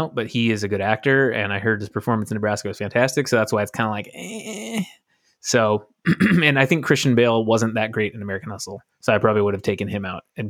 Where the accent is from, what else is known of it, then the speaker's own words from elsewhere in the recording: Buenos Aires, Argentina; I'm from Buenos Aires and I say kill them all.